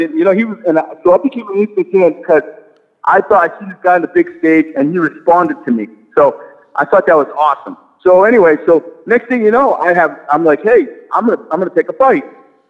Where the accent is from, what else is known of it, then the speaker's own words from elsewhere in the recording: Biddeford, Maine, United States; accent: New England; Biddeford, Maine.